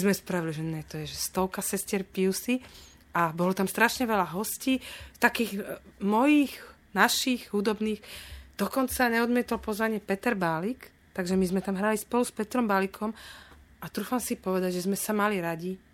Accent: Bratislava, Bratislava Region, Slovakia; also born or lived in Petržalka, Bratislava; ja som z pôvodom z Dubravky

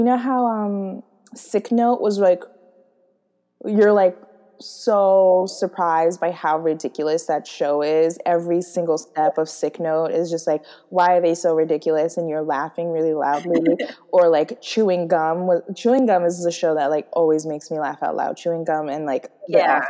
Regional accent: United States; we're American

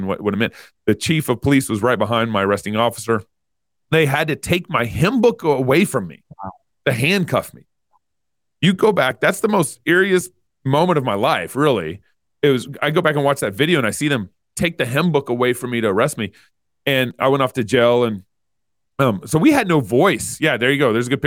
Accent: Texas, United States; moved away as an adult; now in Moscow, Idaho, United States; I grew up in Texas, but now I live in Idaho

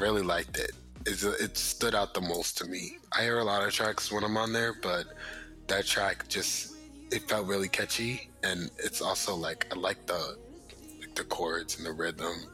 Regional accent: Jersey City, New Jersey, United States; Jersey City. That's where I was born

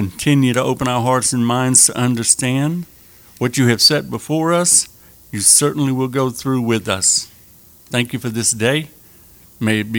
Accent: Arkansas, United States; now in Lafayette, United States; I was born in Lafayette, but I grew up in the hills of Arkansas

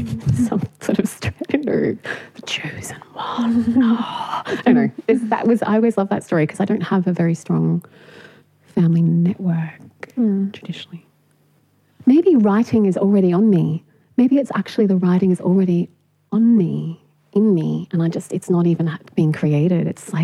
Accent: Punjab, Pakistan; born there; I was born in Pakistan, and my mother is a white Aussie. She went swimming in the river in Punjab

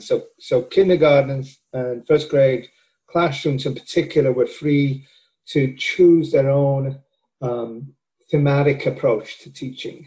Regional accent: Wales, United Kingdom; moved away as an adult; also born or lived in Wisconsin / Georgia; now in Florida, United States; I am from Wales and my uh, undergraduate work at the University of Wales

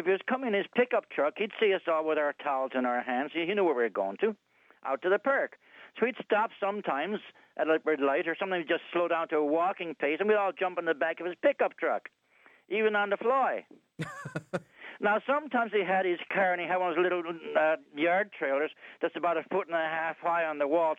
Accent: Newfoundland and Labrador, Canada; now in Ottawa, Canada; I'm being from Newfoundland

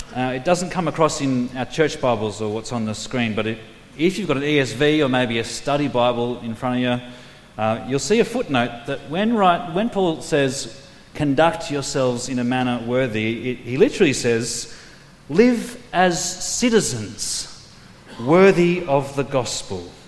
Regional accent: New South Wales, Australia; also born or lived in Queensland; now in South Australia, Australia; I was raised on the East Coast, born in Queensland, grew up in New South Wales

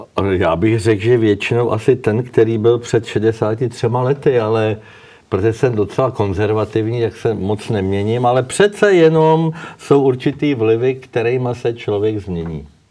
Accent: Czechia

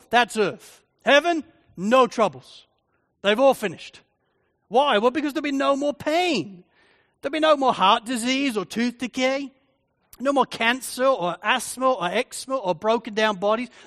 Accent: England, United Kingdom; now in Australia; Maybe I have an advantage because I'm English. You know, however long I've lived in Australia for, and even though I'm now a citizen of Australia, I still don't really feel Australian. I feel like an Englishman living here.

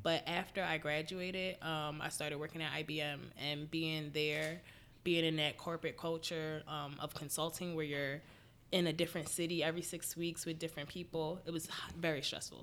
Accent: Philadelphia, Pennsylvania, United States; I'm from Philly. I've been living here most of my life. I think we moved here when I was four

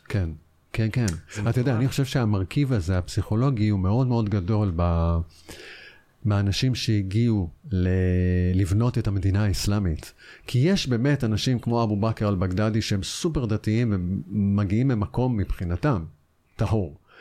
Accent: Israel

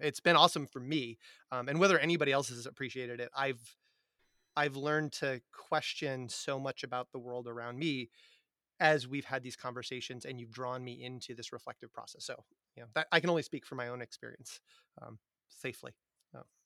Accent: Massachusetts, United States; middle class white boy from Massachusetts

